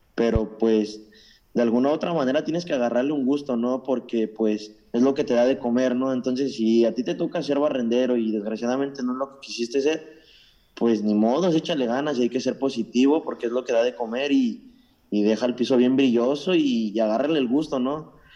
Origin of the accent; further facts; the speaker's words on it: Mexico; now in Toronto, Canada; Soy originario de México